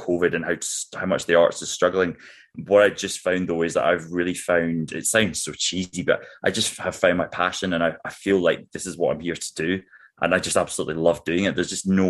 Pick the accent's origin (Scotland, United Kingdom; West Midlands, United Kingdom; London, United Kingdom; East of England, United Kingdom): Scotland, United Kingdom; Glasgow; accent: Scottish brogue; moved away as an adult; also born or lived in Australia; now in New Zealand; So I grew up in Glasgow